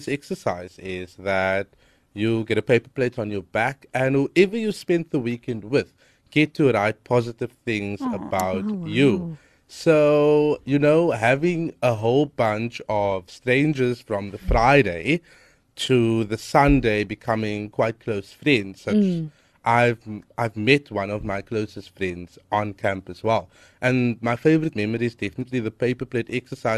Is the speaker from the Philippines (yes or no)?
no; Cape Town, Western Cape, South Africa; I'm from Hanover Park.